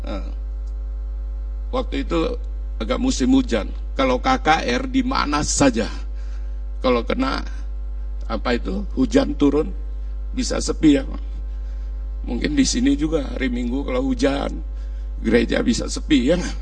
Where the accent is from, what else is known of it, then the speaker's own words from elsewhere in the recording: Kudus, Central Java, Indonesia; Ini Kudus, kota Kudus. Ya Aku orang Kudus.